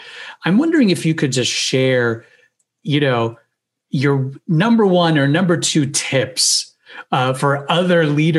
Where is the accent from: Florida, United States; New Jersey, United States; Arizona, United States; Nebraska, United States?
Florida, United States; also born or lived in Pennsylvania; my home state of Florida